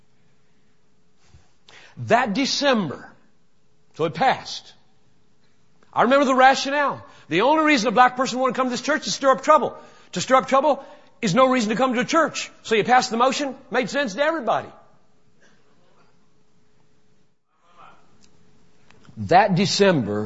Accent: Greenville, South Carolina, United States; moved away; I grew up in Greenville, South Carolina, and was manifestly racist in my assumptions, attitudes, and actions as a child and a teenager

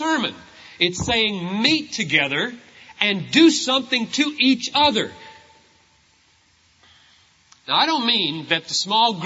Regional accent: South Carolina, United States; I grew up in South Carolina

